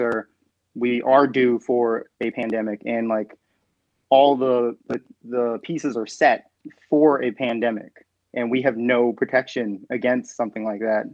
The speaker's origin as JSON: {"language": "English", "region": "New York", "country": "United States", "said": "as a New Yorker"}